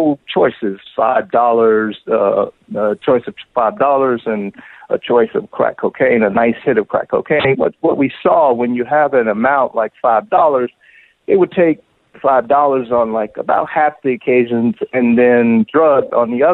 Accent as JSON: {"language": "English", "town": "Miami", "region": "Florida", "country": "United States", "tie": "born or raised there", "said": "I'm from Miami, and so I grew up in a household where, for example, my mother, she ran numbers"}